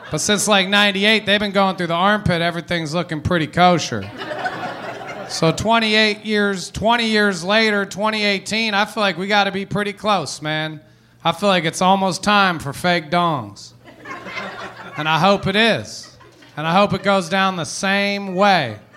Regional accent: Philippines; because their mother is Jewish and I am Filipino.

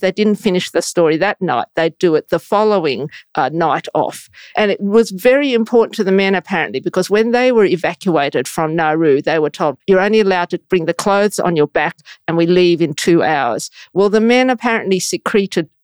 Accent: Sydney, New South Wales, Australia; I grew up in Bondi Junction, Sydney, that's where I was born

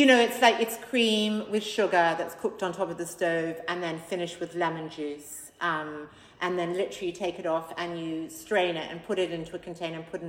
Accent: Australia; now in London, United Kingdom; I came from a super healthy house growing up in Australia

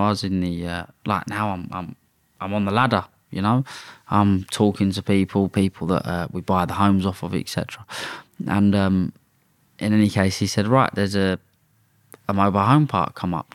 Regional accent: London, United Kingdom; I'm from London. But I was born in Redbridge

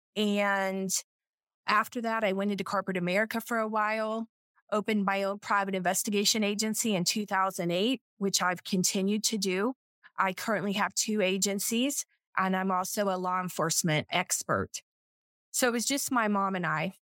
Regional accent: South Florida, United States; I'm from South Florida

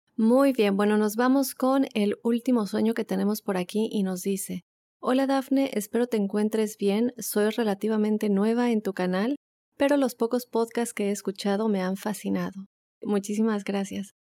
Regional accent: Chihuahua, Mexico; now in Oklahoma, United States; soy de Chihuahua, México

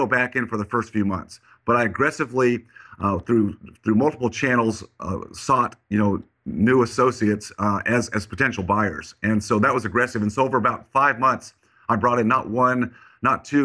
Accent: Colorado, United States; now in Texas, United States; I grew up in Colorado, even though I live in Texas

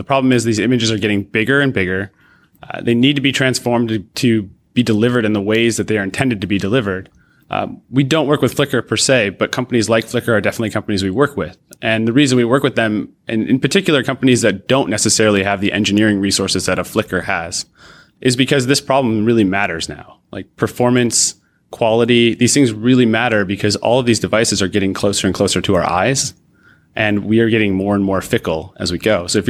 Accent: Rochester, New York, United States; Sure. I grew up not far from Toronto, actually. I grew up outside of in Rochester, New York, across the lake

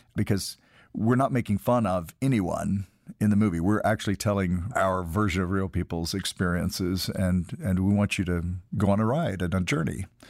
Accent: Tennessee, United States; moved away; We grew up in Tennessee calling a frog strangler

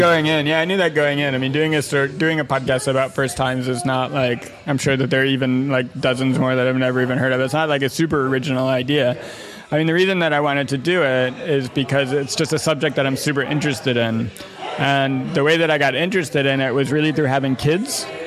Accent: Evanston, Illinois, United States; moved away as an adult; now in Los Angeles, United States; we were growing up in Evanston, Illinois, which is a, you know, uh, fairly well-to-do suburb of Chicago

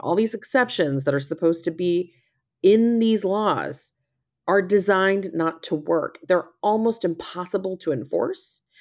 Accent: Texas, United States; I'm from Texas

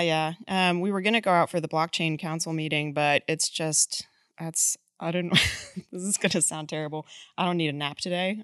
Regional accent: Boulder, Colorado, United States; moved away as an adult; now in Texas, United States; I'm actually from Boulder, Colorado

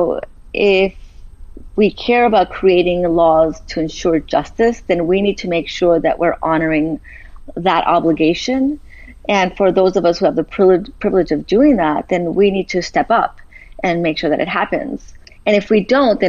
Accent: Los Angeles, California, United States; I'm originally from Boyle Heights in East

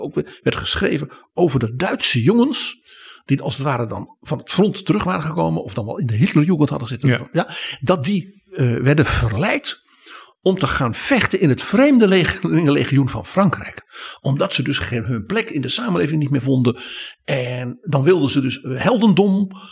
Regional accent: Netherlands; wij als Nederlanders

